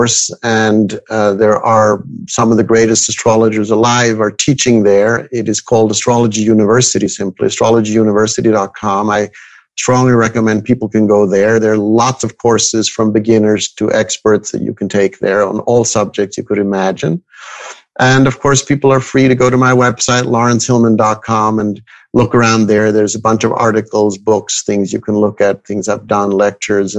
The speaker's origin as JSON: {"language": "English", "region": "Zurich", "country": "Switzerland", "tie": "born or raised there", "said": "I was born and raised in Switzerland, in Zurich."}